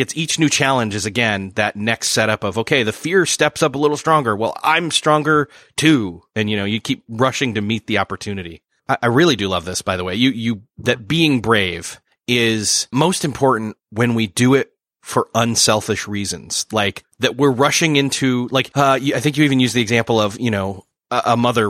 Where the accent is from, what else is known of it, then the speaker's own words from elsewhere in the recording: Rochester, New York, United States; moved away; My hometown is Rochester, New York, the home of Kodak